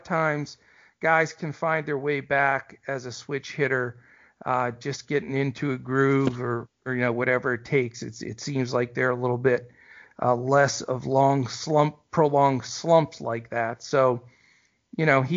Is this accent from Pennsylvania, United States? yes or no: yes; Western Pennsylvania, United States; I grew up in Western PA and went to a lot of Pirates games as a kid growing up